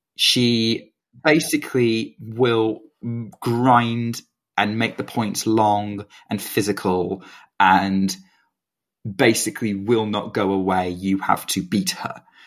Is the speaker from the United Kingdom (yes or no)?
yes; United Kingdom; as a Brit